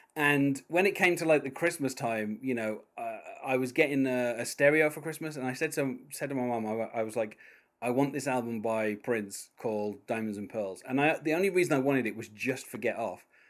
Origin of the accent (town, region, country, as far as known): United Kingdom; accent: British